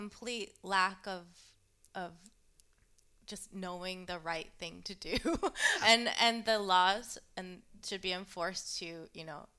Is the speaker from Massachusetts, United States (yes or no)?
yes; Westborough, Massachusetts, United States; also born or lived in Framingham / Southborough / Boston; I was born in Framingham, and my family lived in Southborough, Massachusetts, and mm-hmm. then I moved to the town next to it, Westborough. That's where I was brought up, outside of Boston.